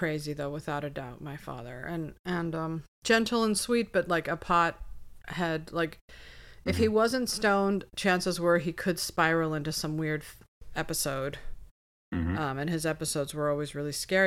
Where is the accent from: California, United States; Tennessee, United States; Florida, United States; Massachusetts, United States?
California, United States; Topanga Canyon; I grew up in Topanga Canyon